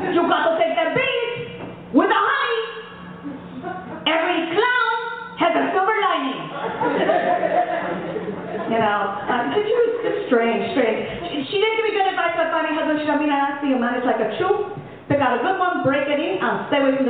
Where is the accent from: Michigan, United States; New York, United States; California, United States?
New York, United States; New York City; growing up Puerto Rican and Italian in New York City